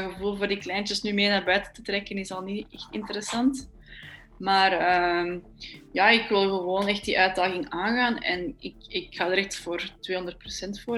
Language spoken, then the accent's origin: Dutch; Belgium; voor ons als Belg